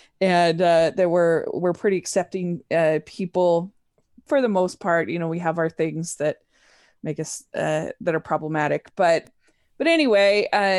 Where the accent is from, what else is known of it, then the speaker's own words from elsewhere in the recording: Draper, Utah, United States; also born or lived in Maryland; Yeah, so I am from Draper, Utah, which is about 35 minutes south of Salt Lake City. And I grew up, we moved a little bit. I lived in Utah, but then we went to Maryland, actually.